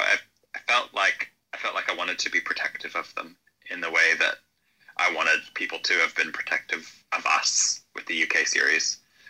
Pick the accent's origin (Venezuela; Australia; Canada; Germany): Canada; moved away; I'm fully Canadian. I don't know.